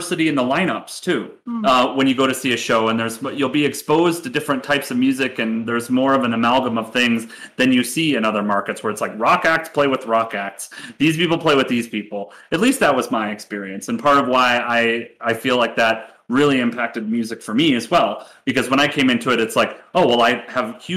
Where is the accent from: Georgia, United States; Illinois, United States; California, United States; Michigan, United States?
Michigan, United States; Detroit; moved away as an adult; growing up in Michigan, you know, and I lived in Michigan basically my entire childhood, and I didn't move away until I was 19